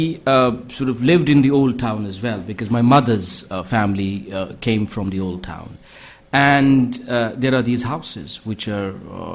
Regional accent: Srinagar, Jammu and Kashmir, India; the city I grew up in Srinagar.

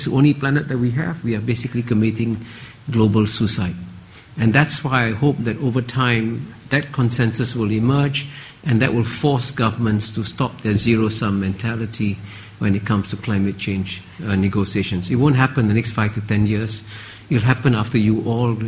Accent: Singapore; when I grew up in Singapore in the 1950s, our per capita income was the same as Ghana's, and I came from a poor family in a poor Singapore

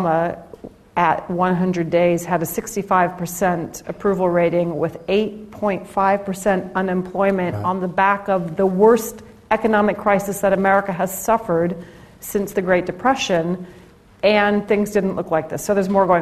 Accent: Omaha, Nebraska, United States; I grew up in the Midwest. I grew up in Omaha, Nebraska.

